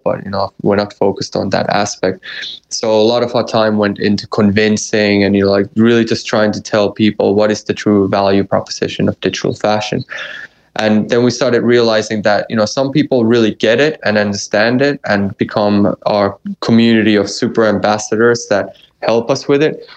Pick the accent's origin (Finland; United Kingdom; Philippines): Finland; I'm half American. In my in my true true core, I'm 100% Finn